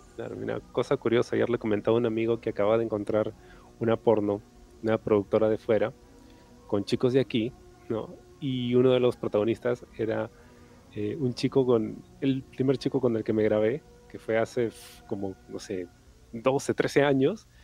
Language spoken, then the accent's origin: Spanish; Peru; nosotros como peruanos